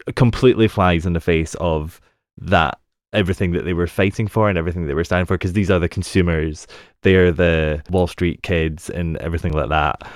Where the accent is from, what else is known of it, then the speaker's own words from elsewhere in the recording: United Kingdom; being a Brit